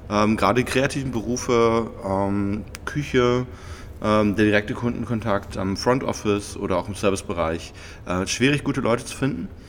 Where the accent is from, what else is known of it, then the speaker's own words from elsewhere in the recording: Bremen, Germany; born there; now in Frankfurt, Germany; Ich bin äh, ja äh, aus Bremen gebürtig, äh, wie so viele Arbeitsmigrant in Frankfurt